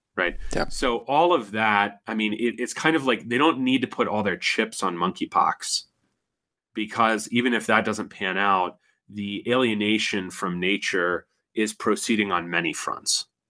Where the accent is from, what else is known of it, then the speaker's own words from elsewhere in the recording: United States; I'm an American